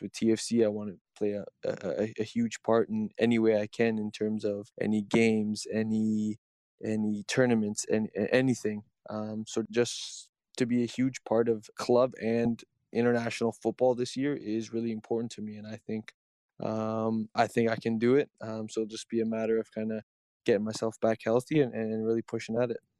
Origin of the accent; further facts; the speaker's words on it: Toronto, Ontario, Canada; I'm a kid from Toronto